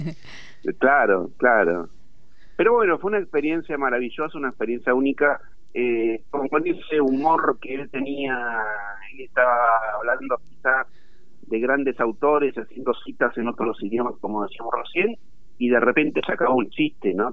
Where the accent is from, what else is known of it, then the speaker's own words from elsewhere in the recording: Quilmes, Buenos Aires Province, Argentina; soy de Quilmes, el municipio está aquí a unos 20 kilómetros de la capital federal